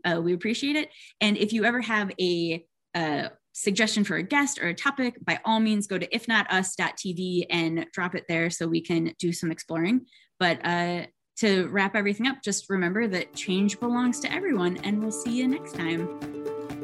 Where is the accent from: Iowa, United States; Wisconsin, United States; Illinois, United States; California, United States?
Wisconsin, United States; Oshkosh; moved away; I grew up in Wisconsin